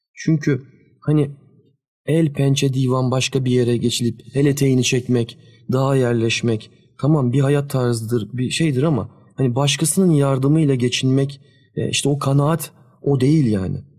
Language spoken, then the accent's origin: Turkish; Sakarya, Turkey; Biz ikimiz de e, depremi görmüş kişiler olarak Sakaryalıyız biz.